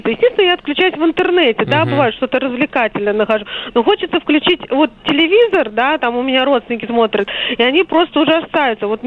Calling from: Moscow, Russia; я из Москвы.

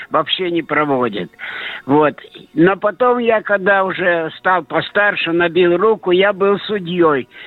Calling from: Saint Petersburg, Russia; Я звоню из Ленинграда.

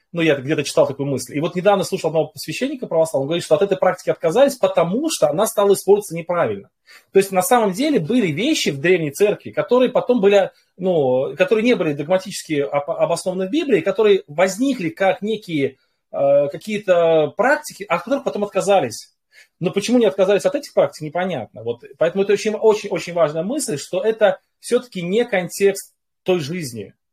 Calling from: Saint Petersburg, Russia; я из Санкт-Петербурга.

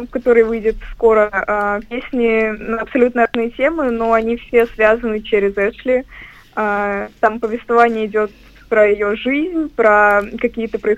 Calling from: Turkey; Здравствуйте, дорогие друзья. Я звоню вам из Турции.

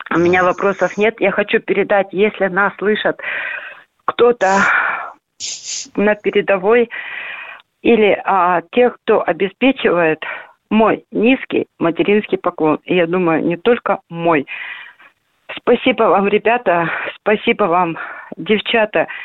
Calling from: Vladivostok, Primorsky Krai, Russia; Я действительно из Владивостока, и я приветствую вас, дорогие полковники

